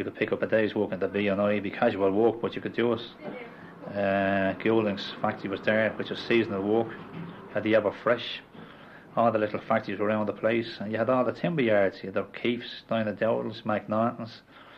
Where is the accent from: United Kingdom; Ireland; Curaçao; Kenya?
Ireland; Dublin, Leinster; I was born in Sheriff Street, a little less avenue off Sheriff Street, called Saint Lagans Street, actually.